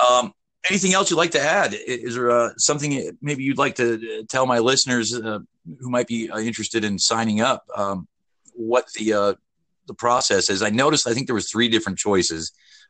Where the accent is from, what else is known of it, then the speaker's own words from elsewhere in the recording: United States; where the Americans are, because I'm an American, we're being basically told no on a lot of things right now.